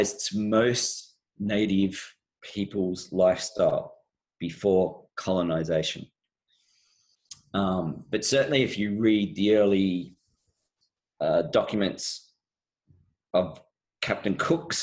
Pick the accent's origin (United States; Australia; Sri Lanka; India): Australia; I was born in Australia, but my background is my mother came from Canada